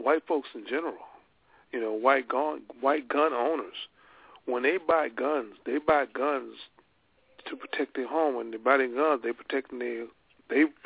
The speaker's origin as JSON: {"language": "English", "region": "the South", "country": "United States", "tie": "born or raised there", "said": "I grew up in the South"}